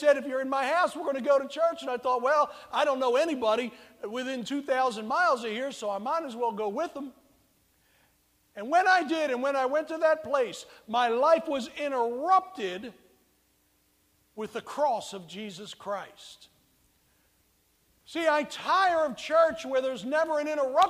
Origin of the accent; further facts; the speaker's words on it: United States; I'm not born in communist China, but I was born in America